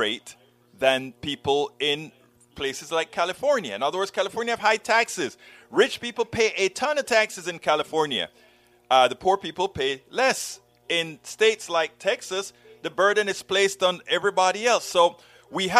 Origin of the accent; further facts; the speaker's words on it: Panama; moved away; I'm from Panama, who you guys like to call the Banana Republic, the third world